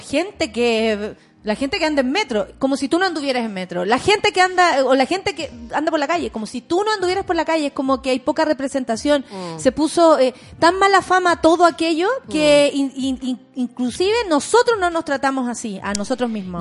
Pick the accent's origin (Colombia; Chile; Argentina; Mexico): Chile